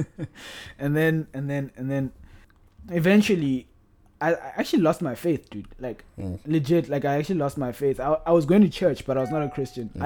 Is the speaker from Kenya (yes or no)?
no; Polokwane, Limpopo, South Africa; now in Cape Town, South Africa; I grew up in Polokwane, product of a Pedi man and a Pedi lady